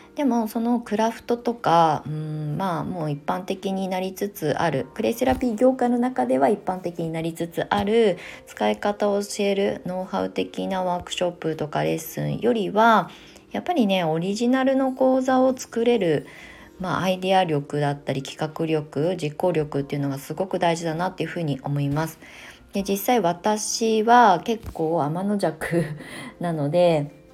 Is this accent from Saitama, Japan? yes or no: no; Kasama, Ibaraki, Japan; now in Kamakura, Japan; 私の出身地って茨城県笠間市というところですごく田舎なんですけど